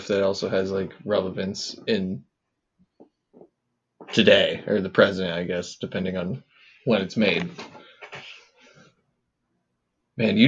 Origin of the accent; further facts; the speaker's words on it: Iowa, United States; We grew up in Iowa